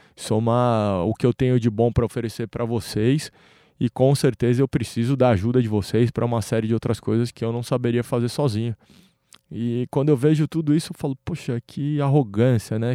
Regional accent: Brazil; como brasileiros

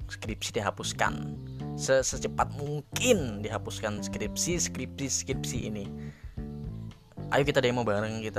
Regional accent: Samuda, Central Kalimantan, Indonesia; gue itu asal dari Kalimantan ya. Nah, di Kalimantan ini, Kalimantan di tempat gue, apalagi daerah gue kan di Samuda itu mayoritasnya menggunakan bahasa Banjar.

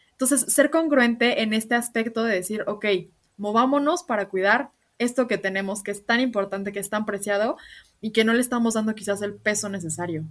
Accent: Mexico; nosotros como mexicanos

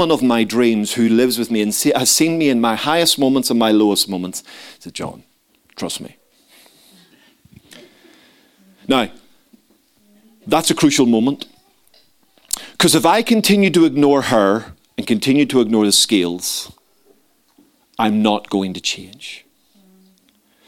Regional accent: Belfast, Northern Ireland, United Kingdom; moved away; Growing up in Belfast

